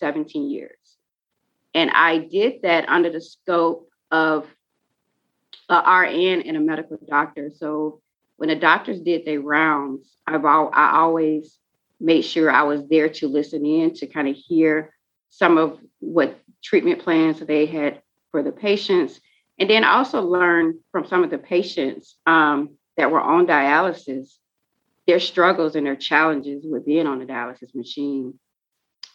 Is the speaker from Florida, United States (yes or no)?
yes; Pensacola, Florida, United States; now in Jacksonville, United States; I was born and raised in Pensacola, Florida